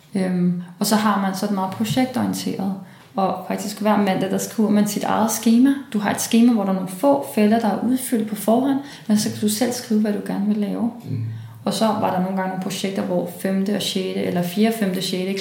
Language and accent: Danish; Copenhagen, Capital Region of Denmark, Denmark; born or raised there; also born or lived in Brussels, Belgium